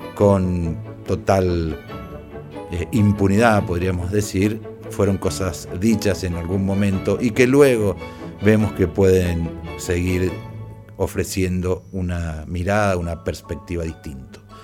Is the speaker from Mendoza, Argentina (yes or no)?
yes; Mendoza, Argentina; Soy abuelo y mendocino.